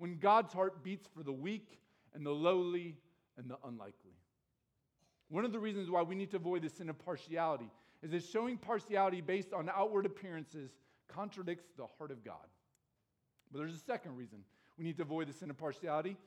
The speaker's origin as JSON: {"language": "English", "town": "Chariton", "region": "Iowa", "country": "United States", "tie": "born or raised there", "said": "I grew up in Sheraton, Iowa"}